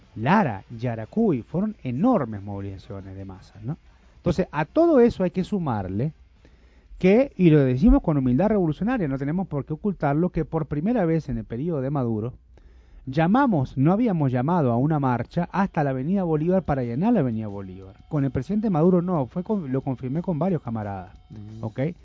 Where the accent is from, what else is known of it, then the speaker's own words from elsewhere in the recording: Uruguay; now in Venezuela; en Uruguay, en mi país natal.